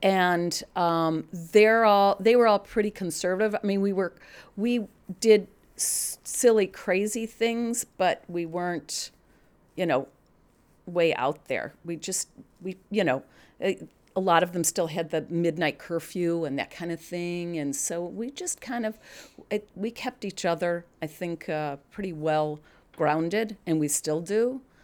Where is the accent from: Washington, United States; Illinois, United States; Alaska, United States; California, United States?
Illinois, United States; Glen Ellyn; also born or lived in Pennsylvania; now in Naperville, United States; I grew up in Glen Ellen.